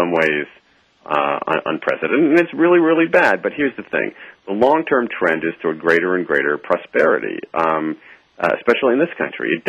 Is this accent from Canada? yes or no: no; Columbus, Ohio, United States; I grew up in Columbus, Ohio